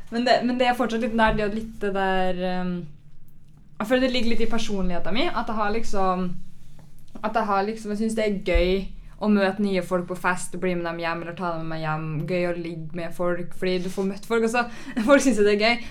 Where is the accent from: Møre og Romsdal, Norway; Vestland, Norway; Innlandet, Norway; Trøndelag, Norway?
Trøndelag, Norway; Trondheim; now in Oslo, Norway; jeg kommer fra Trondheim